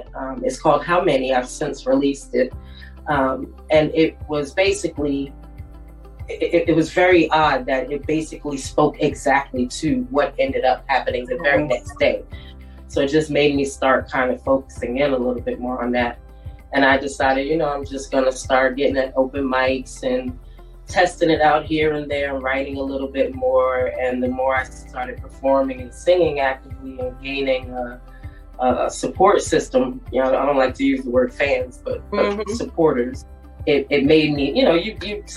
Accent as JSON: {"language": "English", "region": "New Jersey", "country": "United States", "moved": "as an adult", "lives_now": "Fort Myers, United States", "said": "I'm originally from Jersey. I'm from North Jersey"}